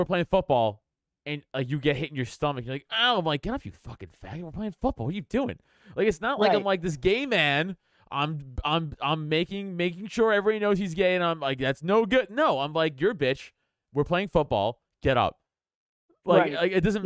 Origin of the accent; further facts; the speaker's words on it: New York City, New York, United States; moved away as an adult; also born or lived in Philadelphia area; now in outside Philadelphia, United States; I grew up in Staten Island next to the dump